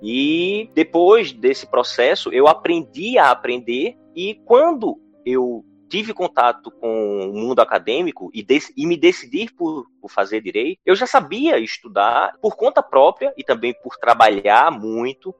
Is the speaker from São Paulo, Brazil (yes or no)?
no; interior of Pernambuco, Brazil; Eu sou do interior de Pernambuco, de uma cidade com pouco mais de 7 mil habitantes e de escola pública municipal